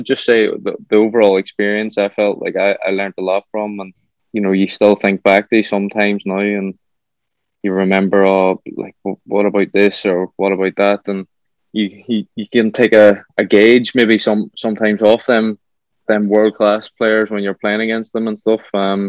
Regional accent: Ireland; as an Irish lad over there, you ain't going home to your family. You're going home to a host family

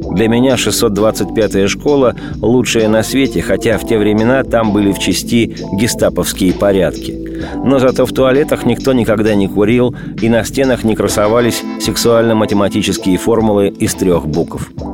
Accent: Moscow, Russia; Над моей малой родиной надругались.

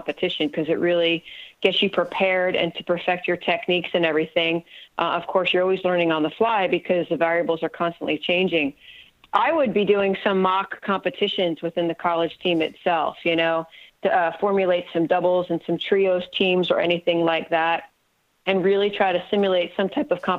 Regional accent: New Jersey, United States; moved away as an adult; also born or lived in Morehead, Kentucky; I went to Morehead State and I was from New Jersey, so I was a good 9.5 hours away from home.

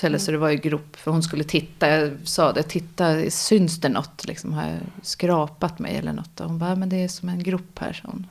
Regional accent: Nynäshamn, Stockholm County, Sweden; also born or lived in France / Austria; jag kommer från Nynäshamn eh, och är också uppvuxen i Nynäshamn och bor fortfarande utanför Nynäshamn.

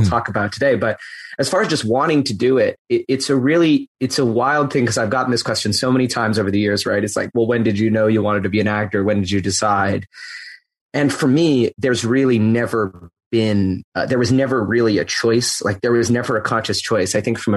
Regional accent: Edmonton, Alberta, Canada; moved away as an adult; I'm Canadian originally, and I grew up in Edmonton, Alberta, in Canada

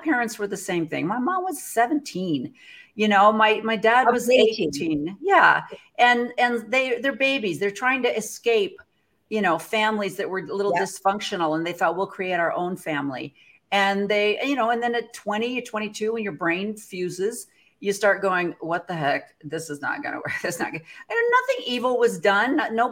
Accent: Midwest, United States; I came from the Midwest Methodist, like you, where we're raised

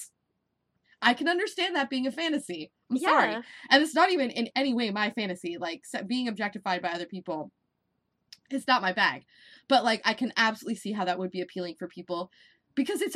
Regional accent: Nebraska, United States; now in Florida, United States; I grew up in Nebraska

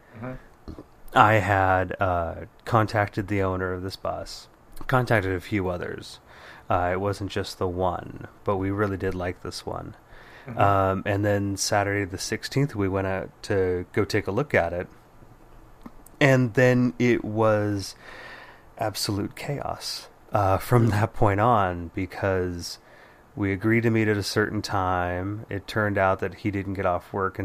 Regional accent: Bay Area, California, United States; born or raised there

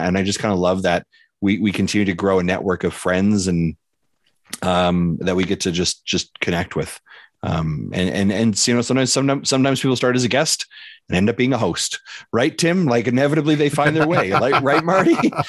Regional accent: Canada; being a Canadian, watching Victor Lucas grow when I was a kid growing up

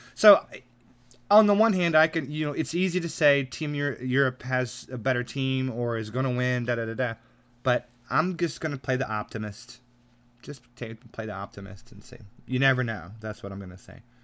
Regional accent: United States; I'm an American

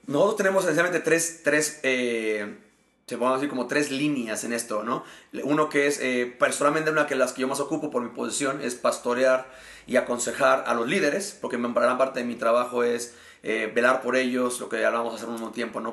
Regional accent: Mexico; also born or lived in Querétaro, Mexico; soy eh, mexicano y actualmente sirvo a Dios pastoreando la iglesia Horizonte Querétaro aquí en la ciudad de Querétaro, México

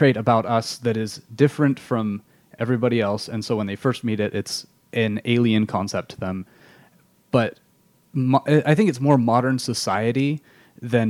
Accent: England, United Kingdom; now in Utah, United States; I grew up in England, and the religious culture there is is very different from how it is in Utah

